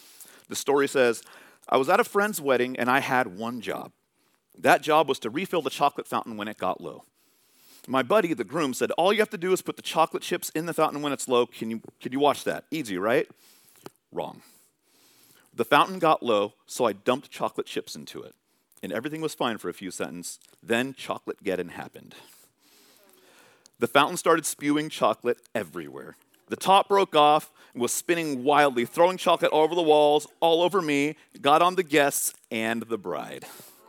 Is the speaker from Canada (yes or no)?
no; California, United States; I'm coming from California. I'm a Giants fan, but coming here, I was like, the Mariners are in a different division.